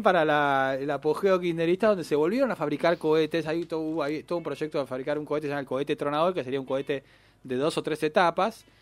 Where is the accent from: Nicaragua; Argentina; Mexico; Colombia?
Argentina